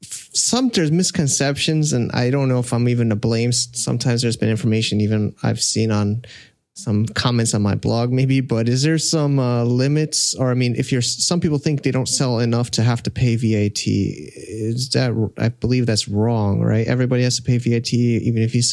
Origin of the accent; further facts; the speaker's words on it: United States; I'm an American